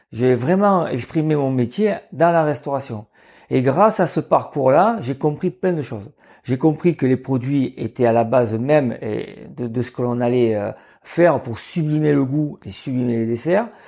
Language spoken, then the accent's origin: French; Marseille, Provence-Alpes-Côte d'Azur, France; je suis originaire de, de Marseille. Donc, j'avais des parents qui étaient hôteliers-restaurateurs